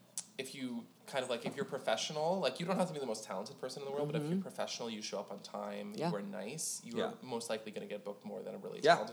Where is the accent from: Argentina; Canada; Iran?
Canada; Toronto, Ontario; moved away as an adult; now in Nashville, United States; Like Toronto, my hometown?